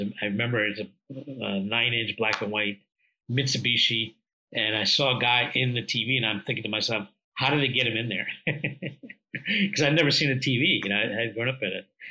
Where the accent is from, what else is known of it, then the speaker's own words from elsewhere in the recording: India; moved away; I was originally born from India.